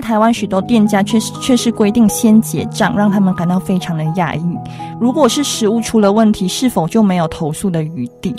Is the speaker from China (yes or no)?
no; Malaysia; moved away as an adult; now in Taiwan; 因为我们马来西亚呢，是到二十一岁我们才能进赌场